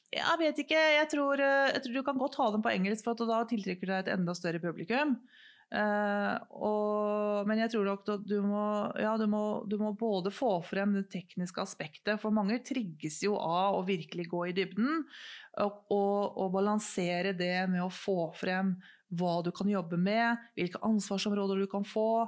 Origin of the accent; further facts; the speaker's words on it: Norway; vi er to stykker fra Norge